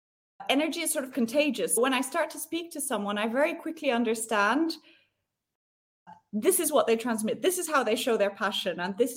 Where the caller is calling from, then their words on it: Vic, Vaud, Switzerland; I'm based in a very small village called Vic, which is in between Geneva and Lausanne in the French part of Switzerland.